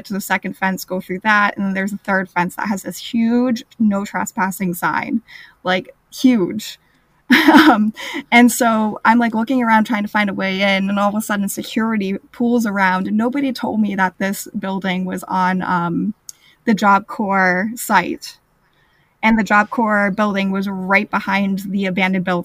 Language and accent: English; United States; I'm from the United States.